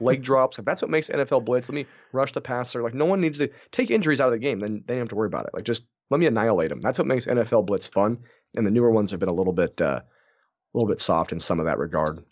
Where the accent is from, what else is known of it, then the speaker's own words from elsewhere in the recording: Moses Lake, Washington, United States; I'm from Moses Lake, Washington